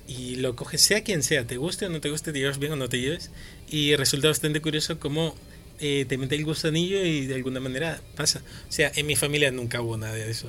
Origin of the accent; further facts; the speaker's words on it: Madrid, Community of Madrid, Spain; yo soy de Vicálvaro